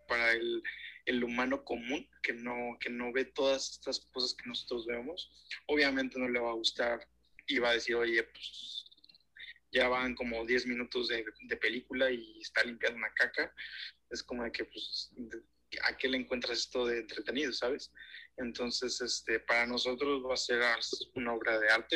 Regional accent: Mexico; nosotros como mexicanos

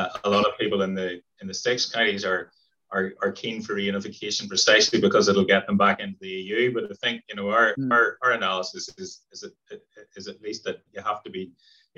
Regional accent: Ireland; being Irish

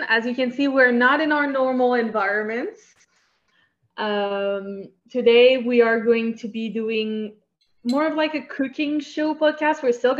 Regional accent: Quebec, Canada

